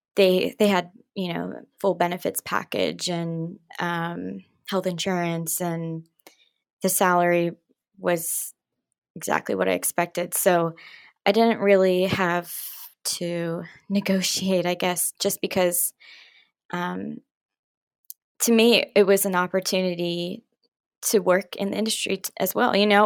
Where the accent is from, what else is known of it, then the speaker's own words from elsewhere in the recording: Pittsburgh, Pennsylvania, United States; moved away as an adult; now in New York City, United States; I'm originally from Pittsburgh